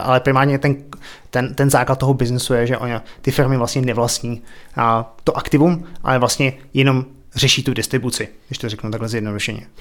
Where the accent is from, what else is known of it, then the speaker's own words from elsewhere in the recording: České Budějovice, South Bohemian Region, Czechia; moved away as an adult; also born or lived in Prague / Ostrava / Australia; now in Berlin, Germany; já jsem se narodil v Českých Budějovicích, vyrůstal jsem na Máji, chodil jsem tam na základku